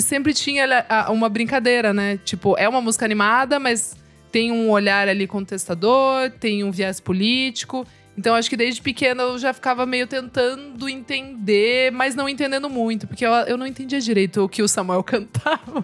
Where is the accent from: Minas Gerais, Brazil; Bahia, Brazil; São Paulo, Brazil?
São Paulo, Brazil; Sorocaba; que sou de Sorocaba também, interior